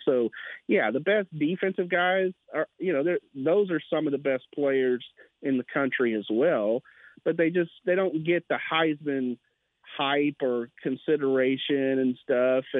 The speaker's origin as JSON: {"language": "English", "town": "Brenham", "region": "Texas", "country": "United States", "tie": "born or raised there", "moved": "as an adult", "lives_now": "Waco, United States", "said": "I was a sports editor at my hometown paper in Brenham"}